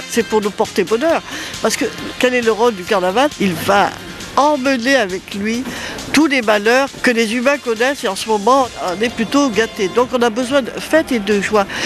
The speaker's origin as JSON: {"language": "French", "town": "Nice", "region": "Provence-Alpes-Côte d'Azur", "country": "France", "said": "Nous, on est niçois, donc on va aux batailles de fleurs, on va au corso illuminé"}